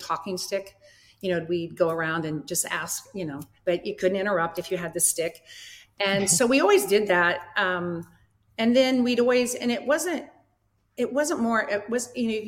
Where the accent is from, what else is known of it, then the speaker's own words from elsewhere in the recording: Iowa, United States; Bruce played at Iowa. We're from Iowa.